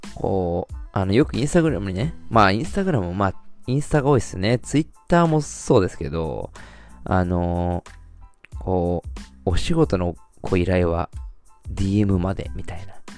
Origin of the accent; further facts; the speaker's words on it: Shizuoka, Japan; ずっと生まれも育ちも静岡